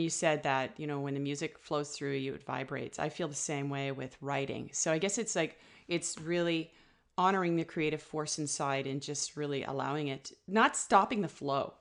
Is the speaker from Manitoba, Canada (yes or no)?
no; Ottawa, Ontario, Canada; moved away as an adult; also born or lived in north of Vancouver, British Columbia; now in British Columbia, Canada; I'm originally from Ottawa